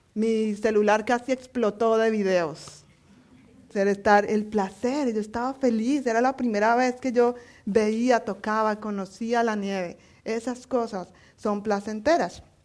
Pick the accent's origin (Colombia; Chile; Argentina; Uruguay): Colombia; moved away; como buena colombiana